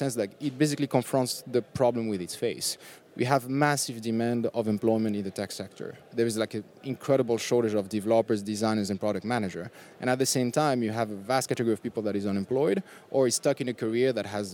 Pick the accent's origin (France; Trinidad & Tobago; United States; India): France; also born or lived in Tunisia; I was born in Tunisia, but I grew up in France